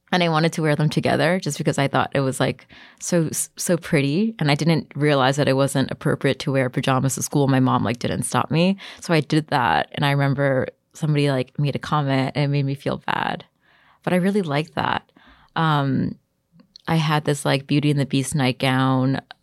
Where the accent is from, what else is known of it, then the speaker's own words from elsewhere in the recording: New York City, New York, United States; I grew up in Bayside, Queens, which is like a little suburb close to Long Island